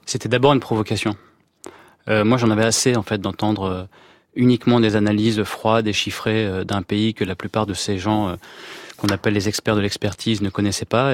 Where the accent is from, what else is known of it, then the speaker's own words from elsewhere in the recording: France; je suis né en France